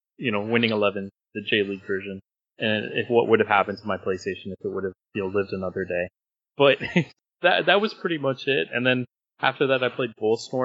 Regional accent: Indonesia; I was born in Indonesia

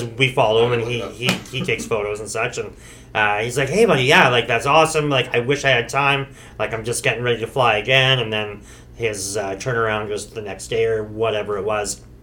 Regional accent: Okanagan Valley, British Columbia, Canada; We're from the Okanagan Valley.

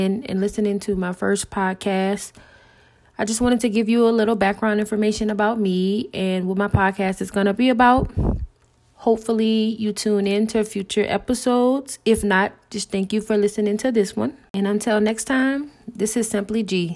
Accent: the South, United States; accent: Southern; I am from the South, as you may hear in my accent

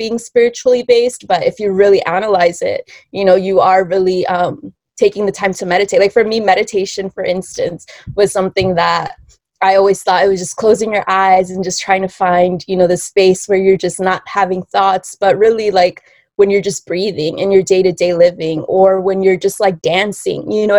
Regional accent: Bolivia; moved away; I'm originally from Bolivia

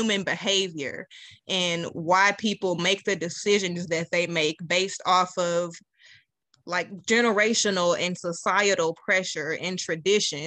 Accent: Little Rock, Arkansas, United States; also born or lived in Pine Bluff, Arkansas; moved to Little Rock about 7 years old

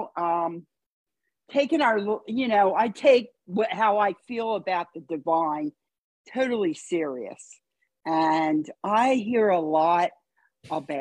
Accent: Wilmington, Delaware, United States; So I grew up in Wilmington. I'm from Delaware. I grew up in Wilmington

